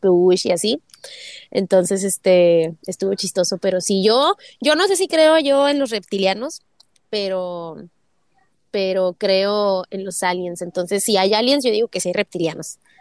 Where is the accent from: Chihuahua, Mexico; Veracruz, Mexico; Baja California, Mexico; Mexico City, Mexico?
Baja California, Mexico; Tijuana; now in United States; ambos somos de Tijuana